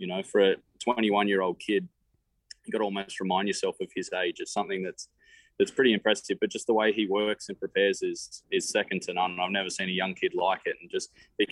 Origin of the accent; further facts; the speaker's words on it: Australia; moved away as an adult; now in United States; I'm an Australian at heart